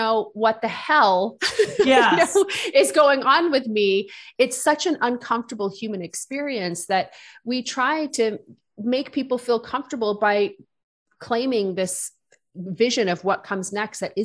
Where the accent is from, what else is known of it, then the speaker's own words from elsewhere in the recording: Wales, United Kingdom; I grew up in a small town